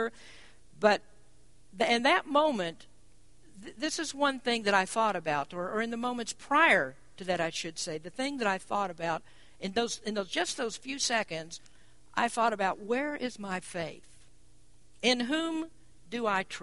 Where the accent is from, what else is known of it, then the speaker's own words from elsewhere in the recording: Kentucky, United States; I'm from Kentucky